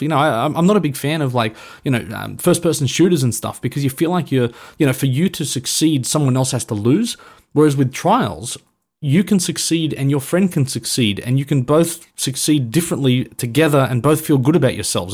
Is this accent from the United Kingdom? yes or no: no; Australia; being an Aussie